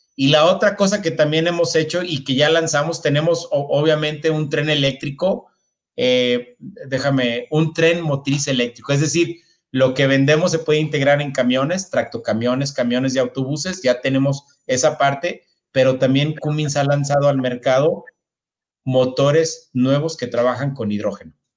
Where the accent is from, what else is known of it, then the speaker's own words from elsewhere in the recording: northern Mexico, Mexico; Yo soy del, norte de México